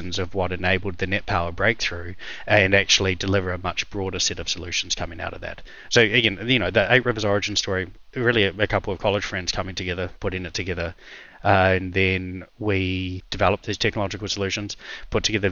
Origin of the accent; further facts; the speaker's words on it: New Zealand; moved away as an adult; also born or lived in Russia; I'm a New Zealander and I was a lawyer by background